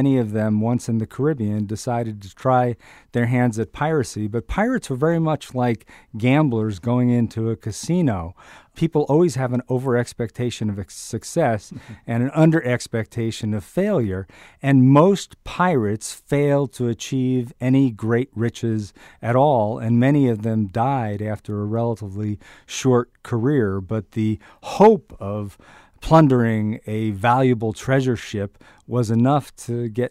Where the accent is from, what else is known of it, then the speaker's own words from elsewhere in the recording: Marblehead, Massachusetts, United States; my hometown of Marblehead, Massachusetts